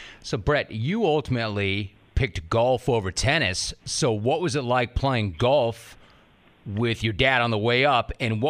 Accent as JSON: {"language": "English", "region": "Southern California", "country": "United States", "tie": "born or raised there", "said": "I remember even like growing up in Southern California, and that's a hotbed for tennis."}